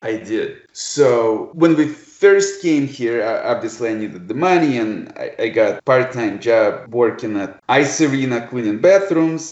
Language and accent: English; Kharkiv, Kharkiv Oblast, Ukraine; English is a second language; now in Detroit, United States; I was born in Kharkov, Ukraine